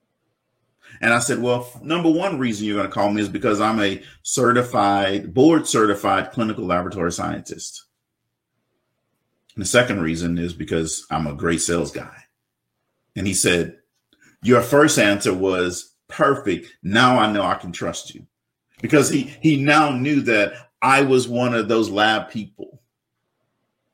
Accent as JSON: {"language": "English", "region": "South Louisiana", "country": "United States", "tie": "born or raised there", "said": "this black kid growing up in South Louisiana"}